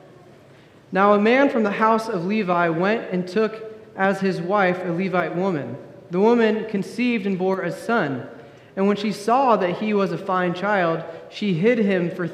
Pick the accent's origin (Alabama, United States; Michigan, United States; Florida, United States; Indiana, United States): Indiana, United States; also born or lived in California; My wife and I, we're both from Indiana. We're both born and raised here, native Hoosiers.